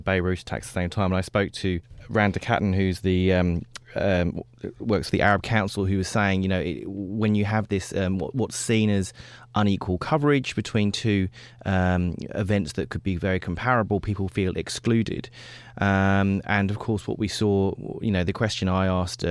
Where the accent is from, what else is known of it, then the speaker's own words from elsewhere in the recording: London, United Kingdom; I grew up in London when the IRA were bombing all parts of the UK